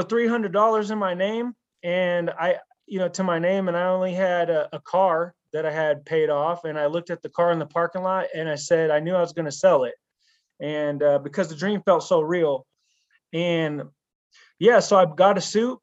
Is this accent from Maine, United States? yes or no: no; Pittsburg, California, United States; moved away as an adult; I moved across the country back to my hometown of Pittsburgh, California